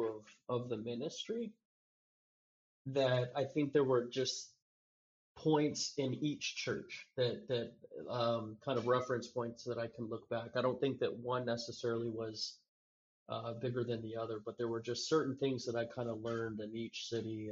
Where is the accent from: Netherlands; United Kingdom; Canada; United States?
United States; I was American